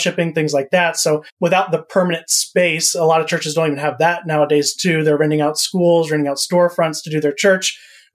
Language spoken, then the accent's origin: English; Central Florida, United States; moved away as an adult; also born or lived in Missouri; I grew up in Central Florida